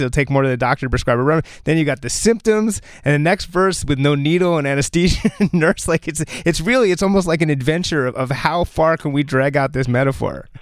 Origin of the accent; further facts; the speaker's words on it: New Jersey, United States; I'm from New Jersey